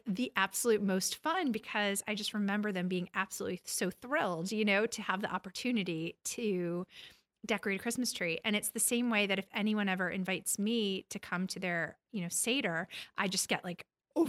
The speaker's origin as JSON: {"language": "English", "area": "Long Island", "region": "New York", "country": "United States", "tie": "born or raised there", "said": "My father was raised Orthodox. I was raised on Long Island. My mother was Christian."}